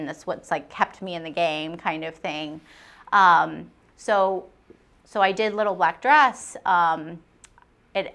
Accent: Houston, Texas, United States; being from the South and saying, oh, well, we're from Houston.

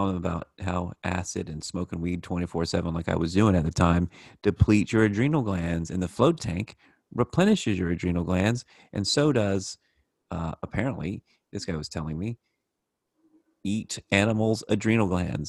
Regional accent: the American South, United States; I'm from the South, and I don't know if you're familiar with the American South, but we like to fry everything

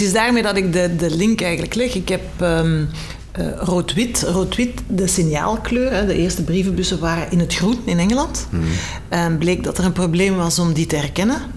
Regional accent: Belgium; we als België, als kleine Belgieland

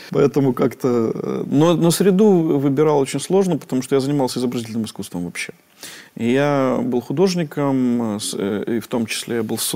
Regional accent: Minsk, Belarus; born there; Я один родился в, в, в Минске из всей семьи.

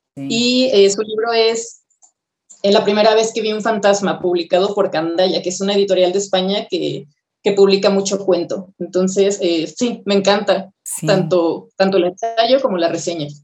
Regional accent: Guadalajara, Jalisco, Mexico; moved away as an adult; also born or lived in Querétaro; now in Mexico City, Mexico; solamente nací en Querétaro y antes de cumplir el mes mis papás se fueron a Guadalajara y ahí viví hasta los 20 años casi

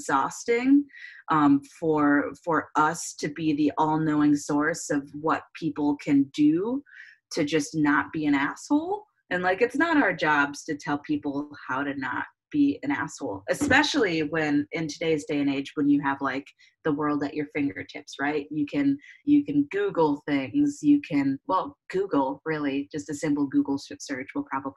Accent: Clarkston, Michigan, United States; moved away as an adult; also born or lived in Detroit, Michigan; now in Austin, United States; I am from Michigan. Originally a suburb of Detroit, Clarkston, which is like 45 minutes north

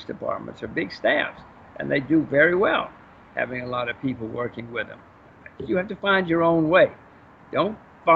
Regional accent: United States; I'm an American citizen, voter, taxpayer

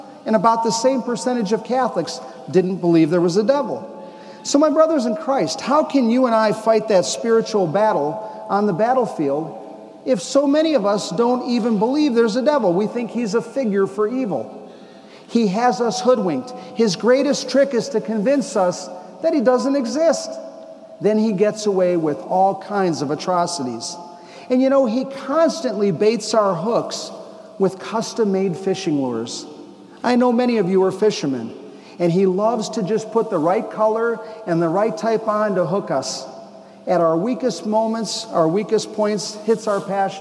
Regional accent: Phoenix, Arizona, United States; moved away as an adult; also born or lived in Chicago; now in Atlanta, United States; I grew up in Phoenix, 36 long years wandering in the desert

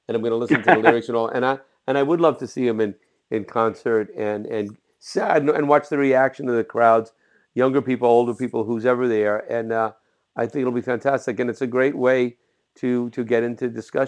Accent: Jersey City, New Jersey, United States; I was born in Jersey City, right across the river.

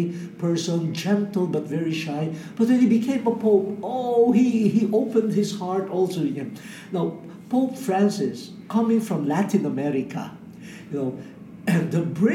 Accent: Philippines; I speak as a Filipino from Asia

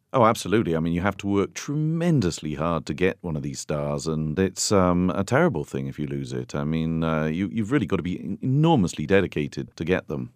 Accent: United Kingdom; now in Tuscany, Italy; I'm a Brit

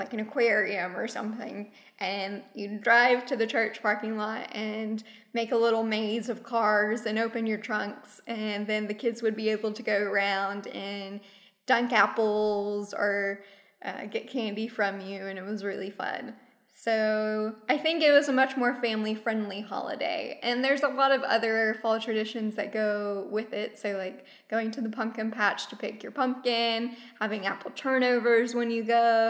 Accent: United States

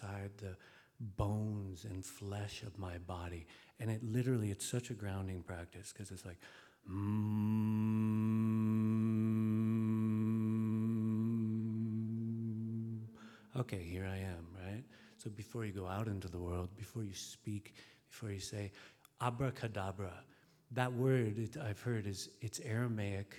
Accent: Alaska, United States; I grew up with willows in Alaska, too

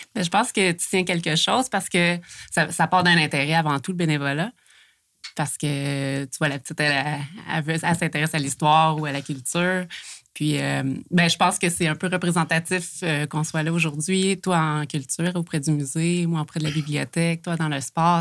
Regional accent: Montérégie, Quebec, Canada; moved away as an adult; now in Coaticook, Canada; je viens d'une petite communauté en Montérégie, Saint-Pied-de-Bagotte

